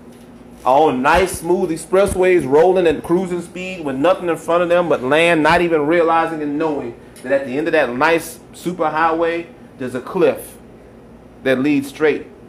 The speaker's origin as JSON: {"language": "English", "country": "United States", "said": "as an American"}